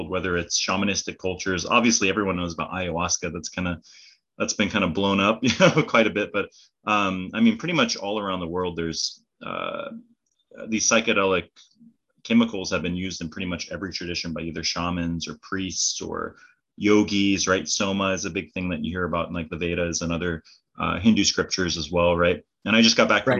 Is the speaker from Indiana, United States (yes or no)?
no; California, United States; growing up in California